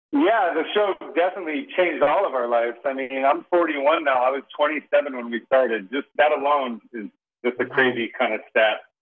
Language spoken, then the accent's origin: English; Las Vegas, Nevada, United States; growing up in Las Vegas